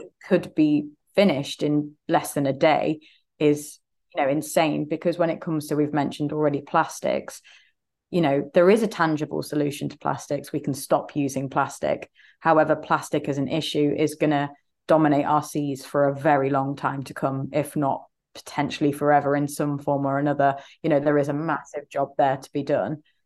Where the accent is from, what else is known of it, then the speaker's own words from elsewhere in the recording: Leicester, East Midlands, United Kingdom; I'm from Leicester in the U K here